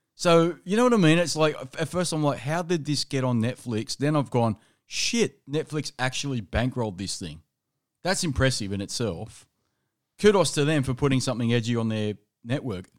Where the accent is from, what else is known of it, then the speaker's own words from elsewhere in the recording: Australia; as a Australian